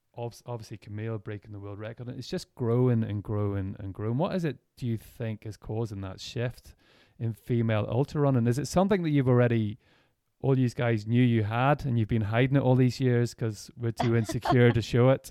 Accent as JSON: {"language": "English", "country": "Ireland", "said": "we're from Ireland"}